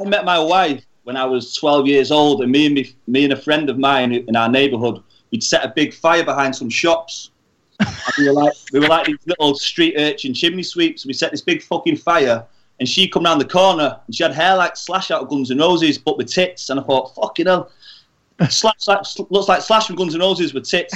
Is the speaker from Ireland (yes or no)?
no; Warrington, North West England, United Kingdom; also born or lived in Liverpool; I was born in Liverpool, but I've grown up in Warrington